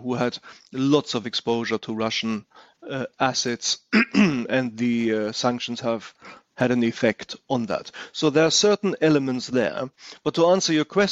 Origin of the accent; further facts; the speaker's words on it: Germany; accent: German; English is a second language; now in United Kingdom; I'm German by the way I speak